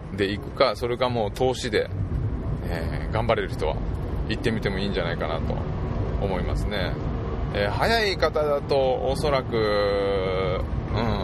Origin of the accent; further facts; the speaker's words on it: southern Nara, Japan; うちの地元の、まあ、有志がですね、まあ、イベントをすると